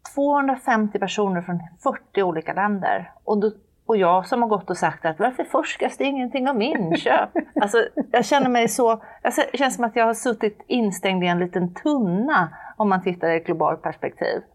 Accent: Jönköping, Jönköping County, Sweden; i Jönköping, som råkar vara min hemstad

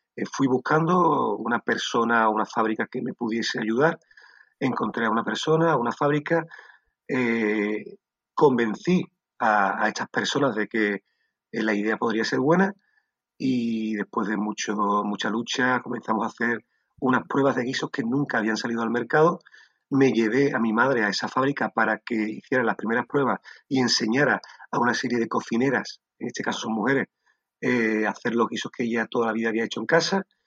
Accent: Sanlúcar de Barrameda, Andalusia, Spain; moved away as an adult; soy un sanluqueño amante de Sanlúcar de Barrameda, mi tierra. Eh, durante muchos años viví fuera y llegué, llegó un momento en mi vida que necesité volver

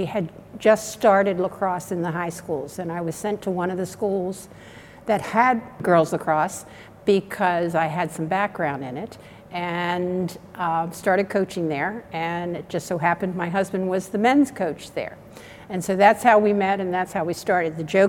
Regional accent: Baltimore, Maryland, United States; moved away as an adult; also born or lived in Western New York; 77. My birthday is March 20th, 1944, and I was born in Baltimore, Maryland.

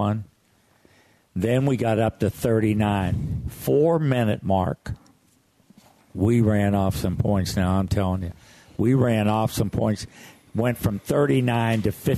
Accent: Morgantown, West Virginia, United States; lived over in Woodburn

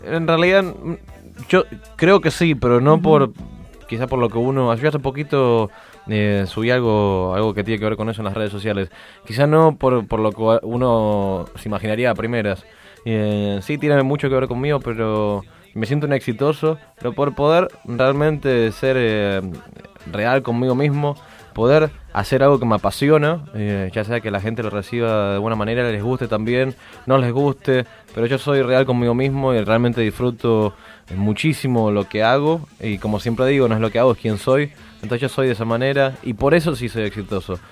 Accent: Rio de Janeiro, Brazil; now in New York, United States; yo nací en Brasil, para los que no sepan del otro lado, nací en Brasil, en Río de Janeiro

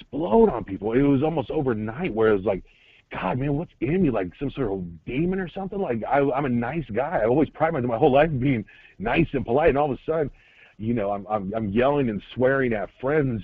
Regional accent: Atlanta, Georgia, United States; moved away as an adult; also born or lived in Tennessee; I'm from Atlanta

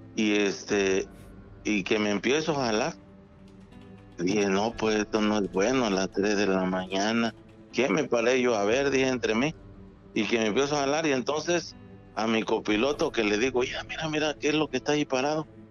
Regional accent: Acapulco, Guerrero, Mexico; moved away as an adult; now in Puerto Escondido, Mexico; yo soy de Acapulco

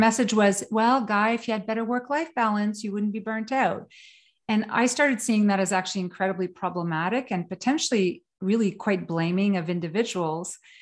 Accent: northern Quebec, Canada; also born or lived in Sweden / New York City / England; now in Kingston, Canada; I was born in northern Quebec

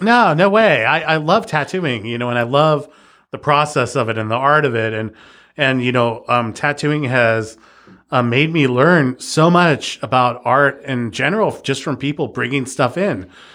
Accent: Los Angeles, California, United States; moved away as an adult; also born or lived in Kernville, California; now in Petaluma, United States; I was born in downtown and I was raised in East Los Angeles

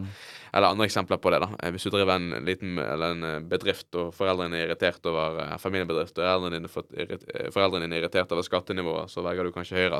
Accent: Bergen, Vestland, Norway; jeg vokste opp, da, i, i Fyllingsdalen

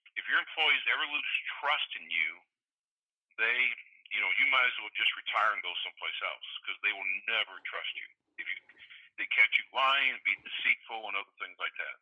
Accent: St. Louis, Missouri, United States; as a young little kid growing up in South St. Louis

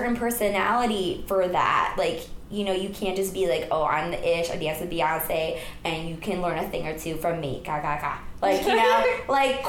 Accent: rural Pennsylvania, United States; moved away as an adult; also born or lived in New York City; I grew up in Pennsylvania

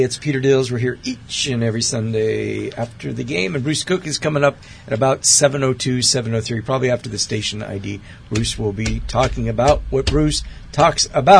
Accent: Athens, Attica, Greece; born there; And yes, I was born in Athens, Greece.

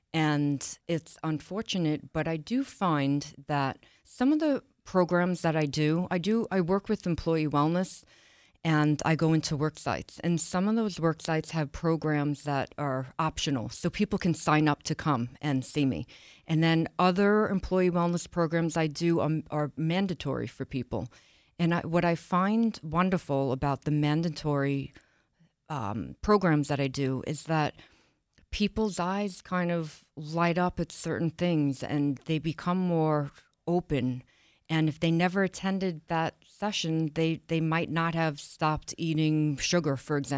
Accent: Long Island, New York, United States; From Long Island, New York.

